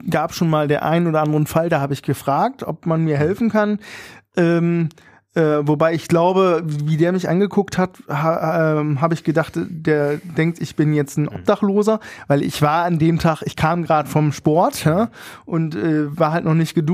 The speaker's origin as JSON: {"language": "German", "region": "Berlin", "country": "Germany", "said": "ja, wir sind Berliner, wir machen"}